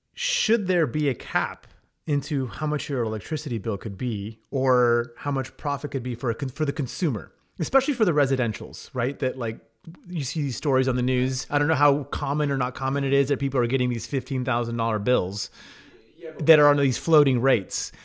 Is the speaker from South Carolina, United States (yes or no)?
no; Texas, United States; I'm a Texan. We all take pride as being Texans